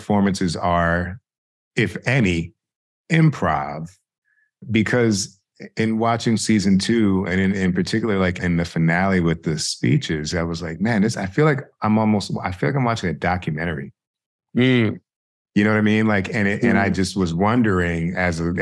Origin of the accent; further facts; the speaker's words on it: South Orange, New Jersey, United States; I'm from South Orange. I grew up there K through 12